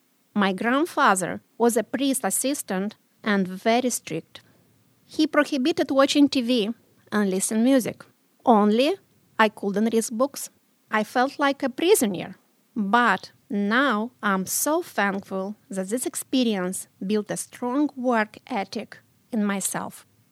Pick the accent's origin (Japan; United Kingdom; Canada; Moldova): Moldova; English is a second language; moved away as an adult; also born or lived in Belarus; now in Pittsburgh, United States; I was born in Moldova, a small country in Eastern Europe, 1975, March 17th, at Patrick's Day.